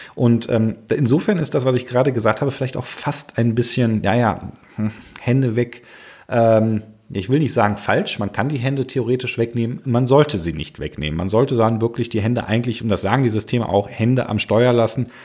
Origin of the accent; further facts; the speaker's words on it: Germany; bei uns in Deutschland